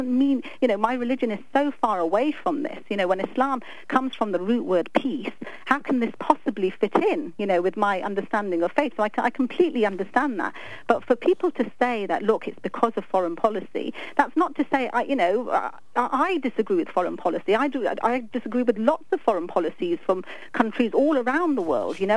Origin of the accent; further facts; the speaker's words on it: London, United Kingdom; moved away; I'm from London. I mean, I was born and brought up there